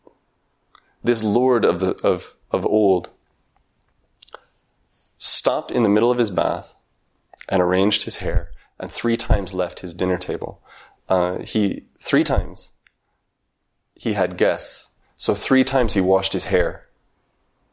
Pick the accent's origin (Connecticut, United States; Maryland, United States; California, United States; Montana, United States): Montana, United States; When I was very young, maybe 8 or 9 years old, I grew up in Montana.